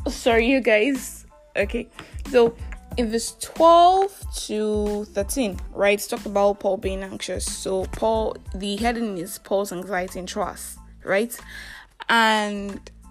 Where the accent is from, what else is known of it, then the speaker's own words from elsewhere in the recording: Nigeria; I'm that Nigerian Christian talkaholic